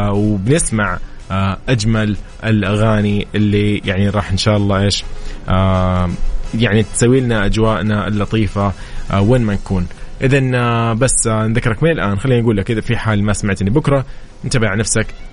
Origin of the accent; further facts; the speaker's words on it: Saudi Arabia; نحن السعوديين